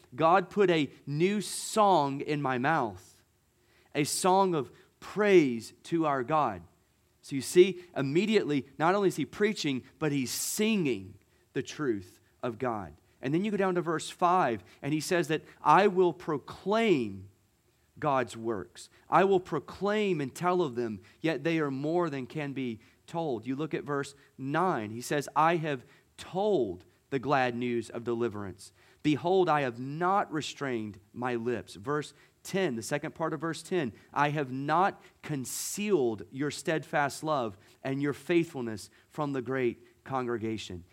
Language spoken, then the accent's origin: English; Gulf Coast, United States; moved away; I grew up on the Gulf